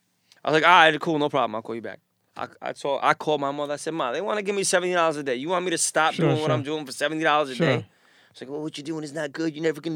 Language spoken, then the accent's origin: English; New York City, New York, United States; I grew up in Queens.